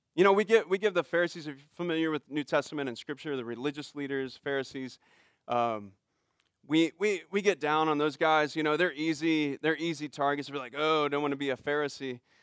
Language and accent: English; United States